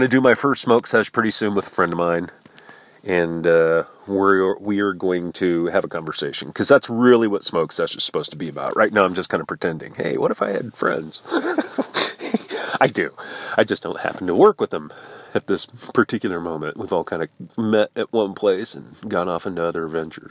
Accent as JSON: {"language": "English", "region": "Midwest", "country": "United States", "said": "I'm from the Midwest, where you look as far as the eye can see, and it's flat and ugly"}